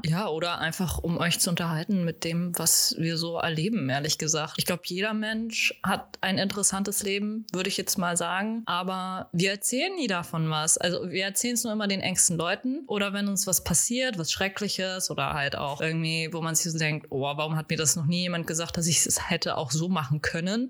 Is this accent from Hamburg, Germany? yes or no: yes; Hamburg, Germany; ich komme aus Hamburg, ich bleibe in Hamburg